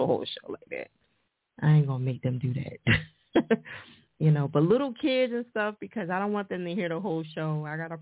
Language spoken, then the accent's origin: English; New Jersey, United States; Jersey, my home state